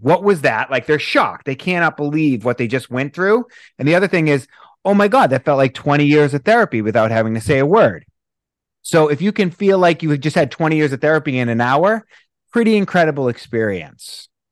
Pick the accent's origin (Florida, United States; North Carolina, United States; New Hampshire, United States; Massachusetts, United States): Massachusetts, United States; Boston; moved away; I'm from Boston originally